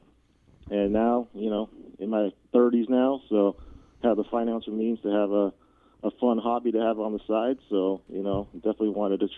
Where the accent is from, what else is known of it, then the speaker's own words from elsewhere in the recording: Seattle, Washington, United States; born and raised in the Seattle area